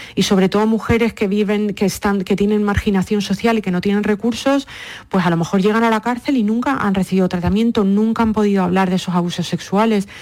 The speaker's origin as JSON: {"language": "Spanish", "area": "Lanzarote", "region": "Canary Islands", "country": "Spain", "tie": "born or raised there", "also_born_or_lived": "Madrid / New York", "moved": "as an adult", "lives_now": "United States", "said": "Yo pues nací, mm, eh, me crié en Lanzarote"}